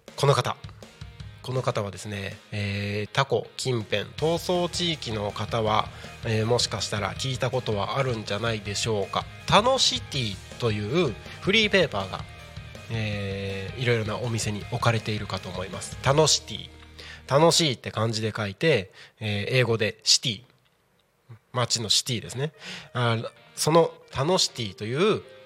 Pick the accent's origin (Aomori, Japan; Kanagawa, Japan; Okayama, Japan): Aomori, Japan; Takko; 僕の地元でもある青森県田子町